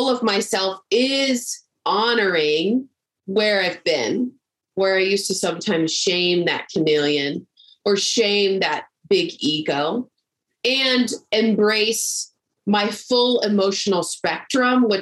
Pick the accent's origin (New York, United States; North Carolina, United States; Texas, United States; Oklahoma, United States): Texas, United States; I grew up in Texas